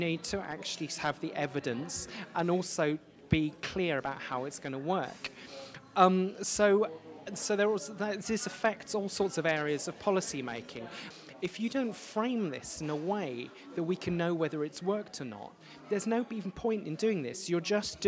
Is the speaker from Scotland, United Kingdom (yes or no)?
no; Plymouth, South West England, United Kingdom; also born or lived in Denmark; now in Manchester, United Kingdom; I grew up in Plymouth